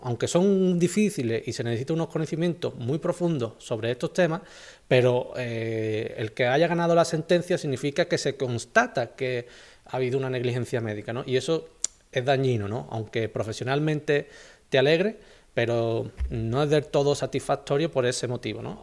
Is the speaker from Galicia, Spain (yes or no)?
no; Ronda, Andalusia, Spain; yo soy de Ronda